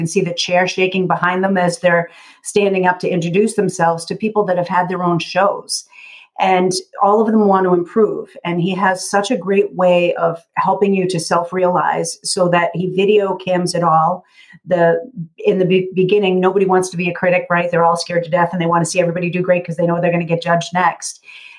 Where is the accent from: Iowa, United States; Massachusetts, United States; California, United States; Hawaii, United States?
Massachusetts, United States; accent: Kennedy-like; just outside of Boston. Okay. Just outside of Boston. But I grew up doing the cheap seats at the Red Sox